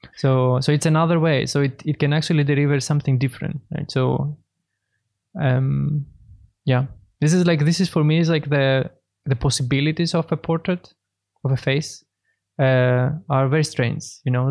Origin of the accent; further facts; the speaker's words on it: Thessaloniki, Central Macedonia, Greece; moved away as an adult; now in Berlin, Germany; I'm a painter from Greece, Thessaloniki.